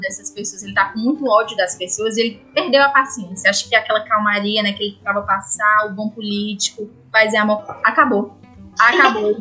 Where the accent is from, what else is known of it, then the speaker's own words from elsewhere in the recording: Ceará, Brazil; moved away; minha cidade natal tá lá, tem, é no Ceará